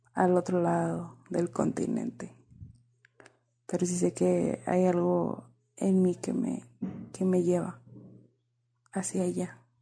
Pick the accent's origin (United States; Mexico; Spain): Mexico; border with the United States, northern Mexico; accent: northern Mexican (norteña); con este acento mexicano del norte del país, siempre tengo que aclarar eso porque luego creen que soy chilanga y no hay. Qué horror, norteña. Frontera con Estados Unidos